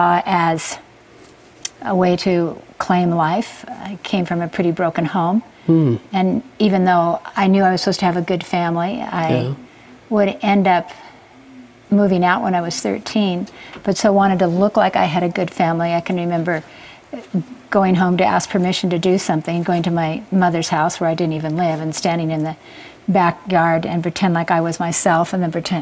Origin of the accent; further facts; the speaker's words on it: Castle Dale, Utah, United States; also born or lived in Glendale, California; now in Hawaii, United States; I was sent to live with my grandparents in Castledale, Utah, which is just outside of Price